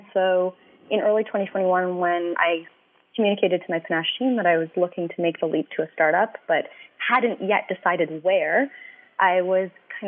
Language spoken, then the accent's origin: English; Vancouver, British Columbia, Canada; moved away as an adult; also born or lived in Gitxsan Nation, northern British Columbia; now in Toronto, Canada; I'm originally from out west. I'm from Vancouver.